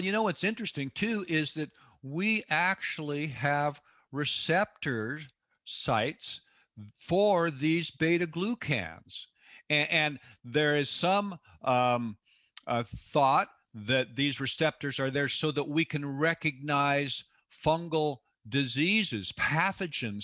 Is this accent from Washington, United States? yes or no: yes; Seattle, Washington, United States; born or raised there